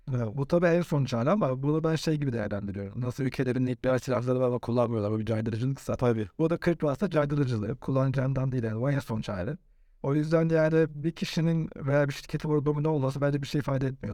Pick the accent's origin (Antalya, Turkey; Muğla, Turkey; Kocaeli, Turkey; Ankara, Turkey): Muğla, Turkey; Bodrum; moved away as an adult; also born or lived in Istanbul; Ben Bodrum'da doğdum, büyüdüm.